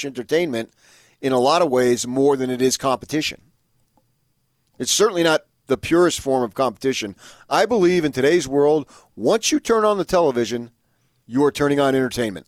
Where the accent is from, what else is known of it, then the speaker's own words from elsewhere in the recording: Parsippany, New Jersey, United States; moved away; They filmed the thing in my hometown, my original hometown.